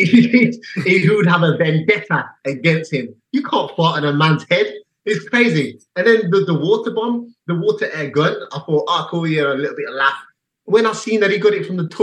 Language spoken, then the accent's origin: English; England, United Kingdom; another English guy